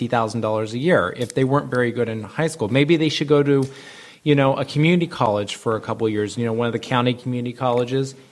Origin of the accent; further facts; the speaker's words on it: Texas, United States; moved away; I'm from Texas